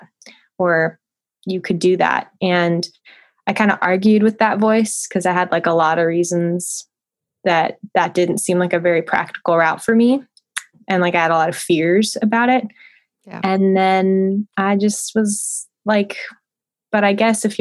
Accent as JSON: {"language": "English", "town": "Santa Monica", "region": "California", "country": "United States", "tie": "born or raised there", "also_born_or_lived": "Portland", "moved": "as an adult", "lives_now": "Nashville, United States", "said": "I'm born and raised in Southern California, like grew up in Santa Monica, lived in the LA region most of my life, with the exception of college in Portland"}